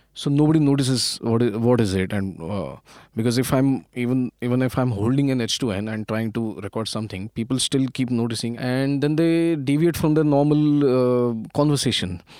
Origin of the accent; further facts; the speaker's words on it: Pune, Maharashtra, India; I'm basically from Pune, and, uh, almost all of my education, uh, happened in Pune